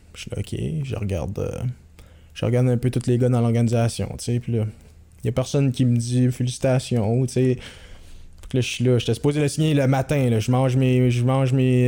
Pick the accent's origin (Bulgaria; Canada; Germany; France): Canada; Quebec; je venais du Québec